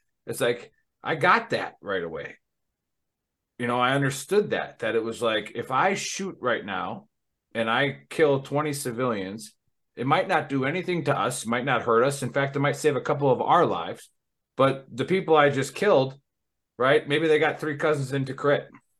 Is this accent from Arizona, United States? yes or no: no; Wisconsin, United States; moved away; I'm from Wisconsin originally